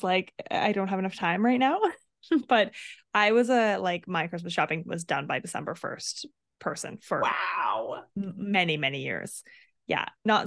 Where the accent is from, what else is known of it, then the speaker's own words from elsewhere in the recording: Canmore, Alberta, Canada; I grew up in Canmore